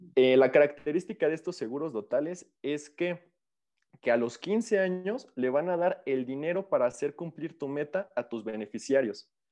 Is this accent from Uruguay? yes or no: no; Mexico; como mexicanos